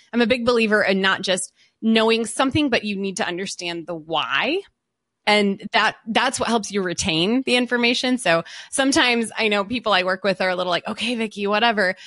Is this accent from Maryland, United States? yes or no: no; a suburb of Detroit, Michigan, United States; also born or lived in Southern California; when I was in elementary school, my dad got a new job and he got transferred and we moved to, uh, a suburb of Detroit. So we moved to Michigan.